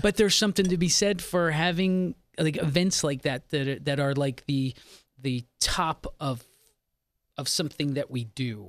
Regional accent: Philadelphia, Pennsylvania, United States; I grew up in Philadelphia

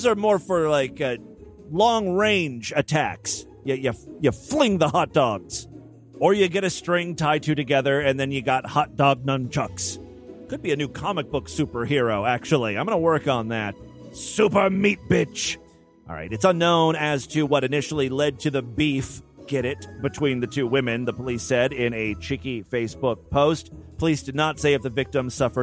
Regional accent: Ohio, United States; my home state, the Florida of the North, Ohio.

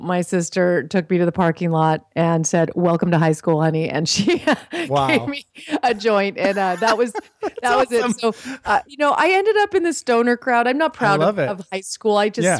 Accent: California, United States; also born or lived in Switzerland; growing up in California

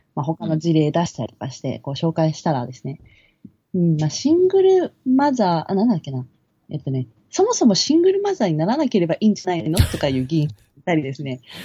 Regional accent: Kawasaki, Kanagawa, Japan; moved away as an adult; 私はその、まあ、川崎出身なんですね。で、2年半前に川崎から来た

